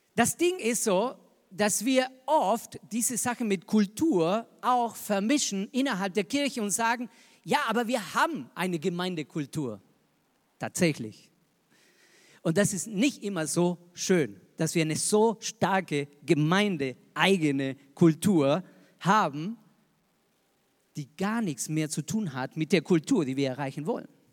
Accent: Argentina; moved away as an adult; also born or lived in Zürich, Switzerland; now in Regensburg, Germany; Ich bin Argentinier

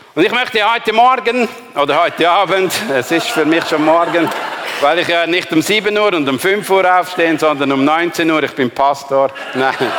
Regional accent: Glarus, Switzerland; moved away; ich bin ein Glarner

